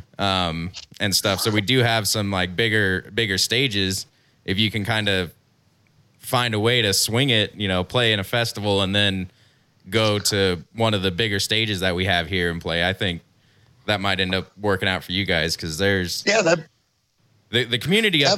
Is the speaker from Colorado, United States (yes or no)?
yes; Denver, Colorado, United States; now in Grand Junction, United States; I'm from Denver